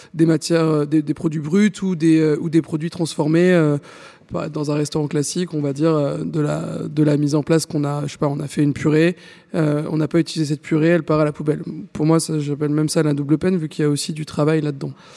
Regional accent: France; on est français, donc on mange du pain

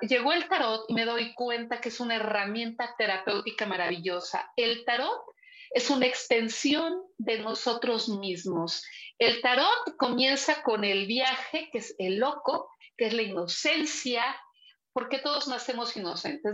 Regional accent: Puebla, Mexico; also born or lived in Teziutlán, Puebla / Zacapoaxtla, Puebla / San Pedro Cholula, Puebla; pero desde los cuatro años yo vivo en Puebla, ah, aquí en Puebla

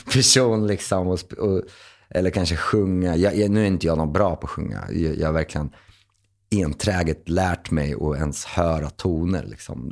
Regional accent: Linköping, Östergötland, Sweden; moved away as an adult; now in Stockholm, Sweden; Linköping som jag kom ifrån

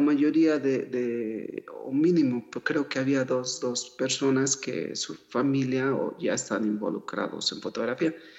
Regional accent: Mexico City, Mexico; also born or lived in Huasteca, Hidalgo / United States; ahí nací, pero al final crecí aquí en la Ciudad de México

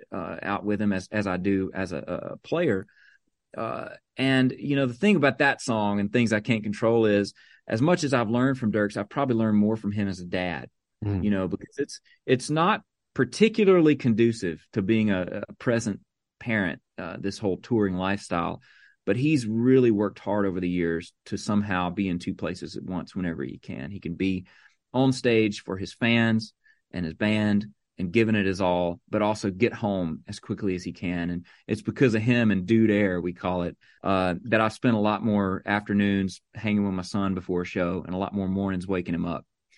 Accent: Mississippi, United States; she grew up just south of me in Louisiana, where I grew up in Mississippi. And we grew up making road trips with our families to Nashville.

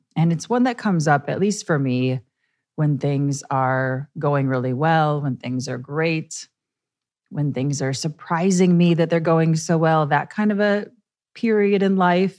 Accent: Midwest, United States; now in New York, United States; I'm from the Midwest.

